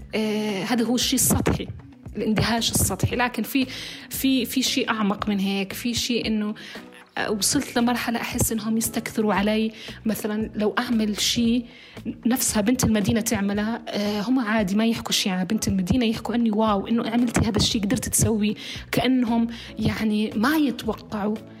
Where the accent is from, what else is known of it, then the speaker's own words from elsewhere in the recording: Petra, Ma'an Governorate, Jordan; moved away as an adult; now in Amman, Jordan; من بدو البتراء السكان